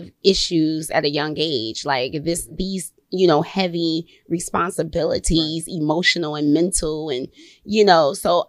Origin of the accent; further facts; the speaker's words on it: Chicago, Illinois, United States; moved away as an adult; also born or lived in Atlanta; I'm from Chicago.